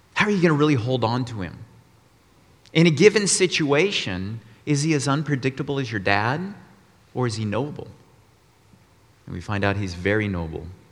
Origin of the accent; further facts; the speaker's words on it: Austin, Texas, United States; moved away as an adult; also born or lived in Colorado; I grew up in Austin, Texas, 18 years, then moved to Colorado to go to college and work